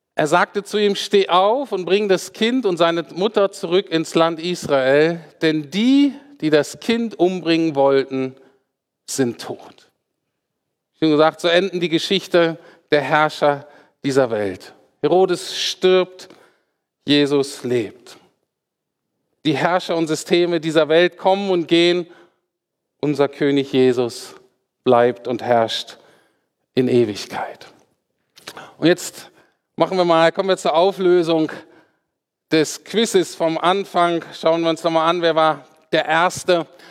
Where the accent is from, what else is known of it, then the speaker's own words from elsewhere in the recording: Germany; für uns Deutsche